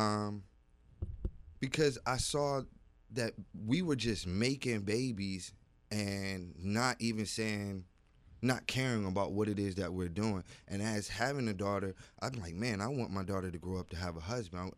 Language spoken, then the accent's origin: English; Virginia, United States; I am from Virginia